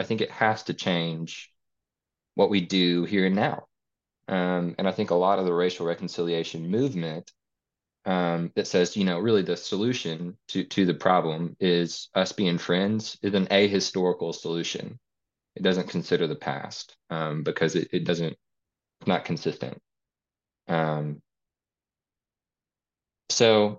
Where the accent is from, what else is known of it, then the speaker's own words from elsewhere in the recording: Little Rock, Arkansas, United States; I'm from Little Rock